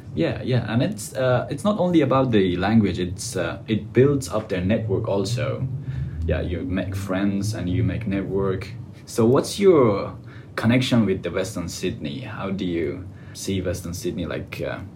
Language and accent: English; Afghanistan; English is a second language; moved away as an adult; now in Australia; I came from Afghanistan and uh, I came almost two years ago